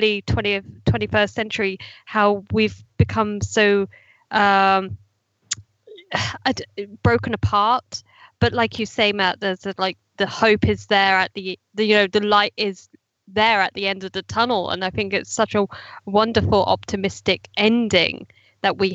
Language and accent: English; United Kingdom; being a Brit myself